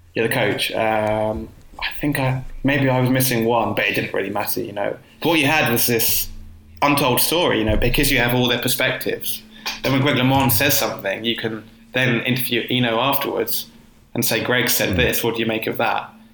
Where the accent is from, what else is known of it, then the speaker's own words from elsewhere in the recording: Croydon, London, United Kingdom; also born or lived in Herne Hill, London; Croydon, which is my hometown